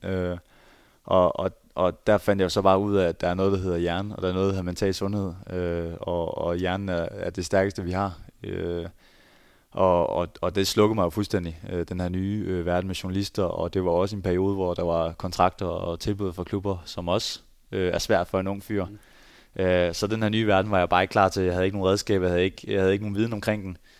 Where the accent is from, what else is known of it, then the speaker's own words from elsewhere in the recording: Skjern, Central Denmark Region, Denmark; moved away as an adult; now in Berlin, Germany; jeg kommer fra Skjern, og nu bor jeg i, i Berlin